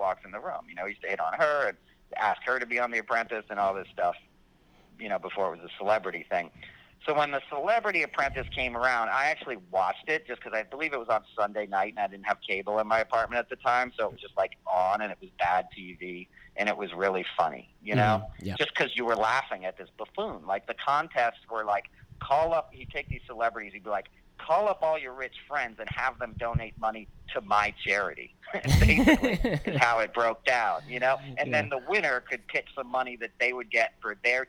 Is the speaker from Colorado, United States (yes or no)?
no; Westchester, New York, United States; also born or lived in Manhattan, New York; I grew up in Westchester outside of the city.